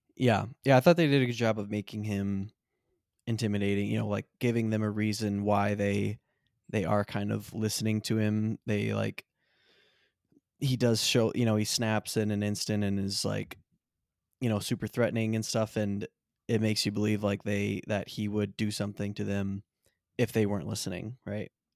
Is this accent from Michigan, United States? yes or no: yes; Michigan, United States; we're also from Michigan